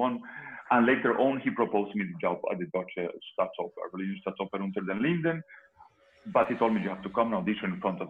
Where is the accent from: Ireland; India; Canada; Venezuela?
Venezuela; moved away as an adult; also born or lived in Liverpool; I'm Venezuelan